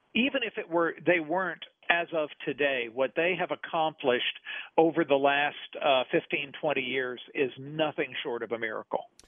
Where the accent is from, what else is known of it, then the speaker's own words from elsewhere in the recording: Nashville, Tennessee, United States; I was growing up in Nashville